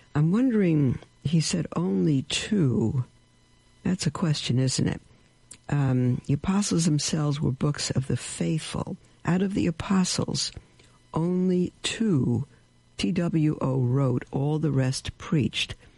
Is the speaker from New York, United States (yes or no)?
yes; New York City, New York, United States; I'm from Brooklyn